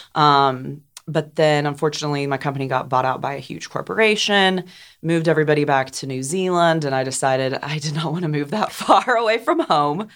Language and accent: English; Johnson City, Tennessee, United States; moved away as an adult; also born or lived in New York City / Portland; I grew up here in Johnson City, born and raised